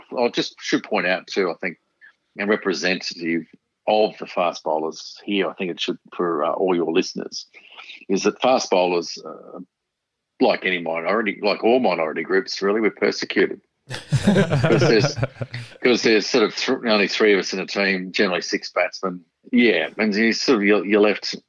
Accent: Brisbane, Queensland, Australia; where I grew up in Mount Gravatt

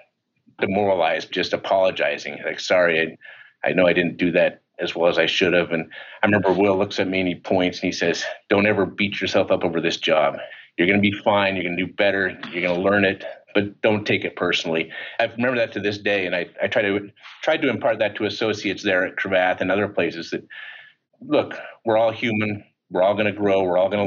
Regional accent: Utah, United States; moved away as an adult; I'm from Utah

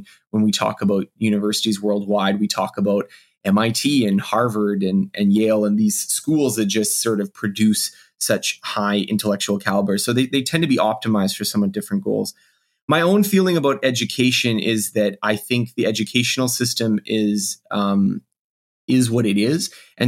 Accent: Canada; I am Canadian

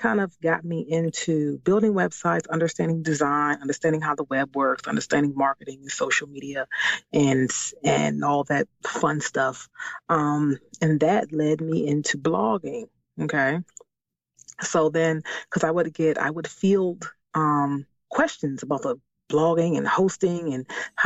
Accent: Washington, District of Columbia, United States; born or raised there; moved away as an adult; now in Maryland, United States

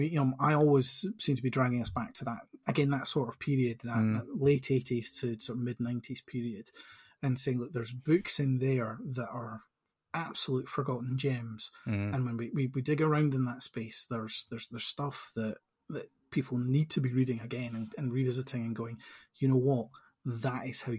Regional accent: Edinburgh, Scotland, United Kingdom; born and bred in Edinburgh, but I went to Edinburgh University

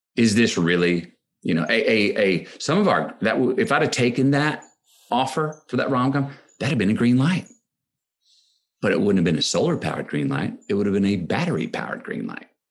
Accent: Austin, Texas, United States; my hometown of Austin, Texas

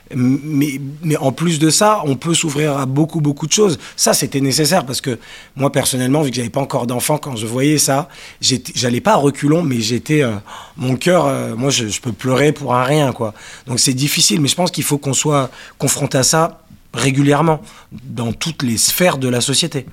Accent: Paris, Île-de-France, France; also born or lived in Cannes / Manchester, England; je suis parisien, mais j'ai grandi, entre Paris et Cannes

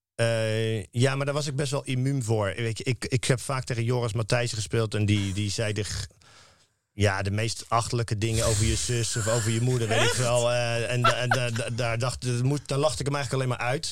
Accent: Rotterdam, South Holland, Netherlands; als Rotterdammer

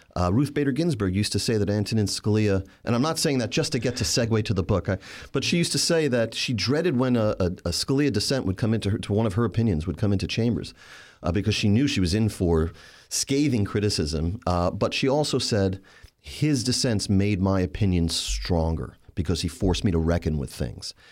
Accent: New York City, New York, United States; Staten Island, which is my hometown in New York

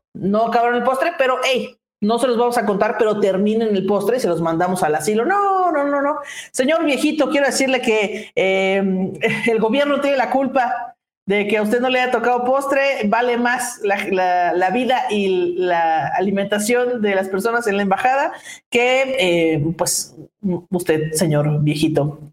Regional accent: Mexico; como los mexicanos mismos que decimos

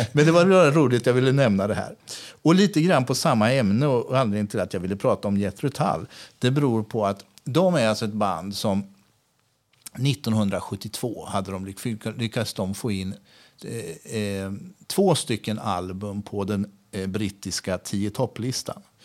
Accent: Sweden; moved away as an adult; also born or lived in Lanzarote, Spain / Gran Canaria, Spain; jag som svensk

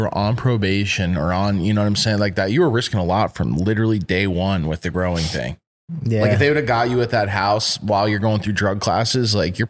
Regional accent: East Coast, United States; growing up on the East Coast

